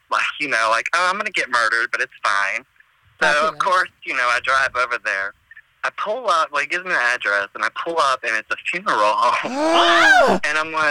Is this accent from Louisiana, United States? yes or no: no; Georgia, United States; moved away as an adult; also born or lived in North Carolina; I'm originally from Georgia